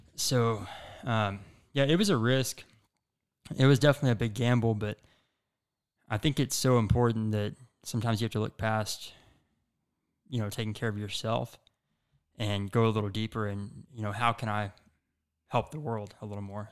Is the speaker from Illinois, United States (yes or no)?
no; Chico, Texas, United States; also born or lived in Denton, Texas; I grew up in Chico, Texas, which is a really small, um, you know, kinda country town